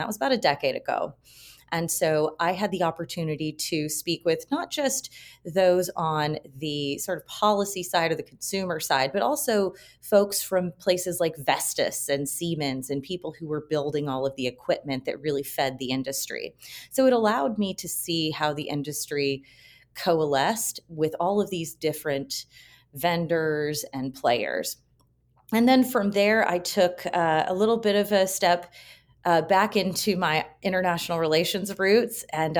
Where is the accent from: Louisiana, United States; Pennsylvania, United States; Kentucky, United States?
Kentucky, United States; No, but I grew up in Kentucky down the road from the Four Roses Distillery